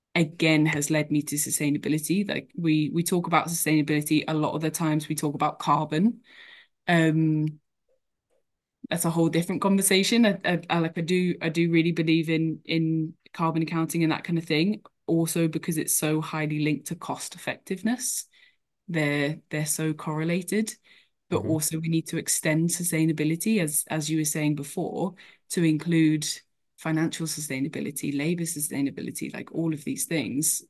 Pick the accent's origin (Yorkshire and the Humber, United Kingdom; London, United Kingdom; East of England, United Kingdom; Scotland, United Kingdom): East of England, United Kingdom; Cambridgeshire; I grew up in Cambridgeshire